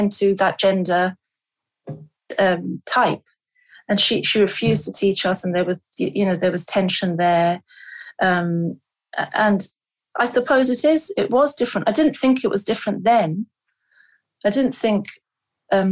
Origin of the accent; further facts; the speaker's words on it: London, United Kingdom; also born or lived in Lahore, Pakistan; I was born in London, and then I think at about two and a half years of age, my parents